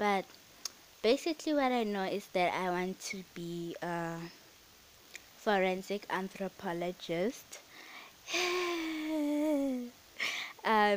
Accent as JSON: {"language": "English", "country": "South Africa", "said": "I am South African"}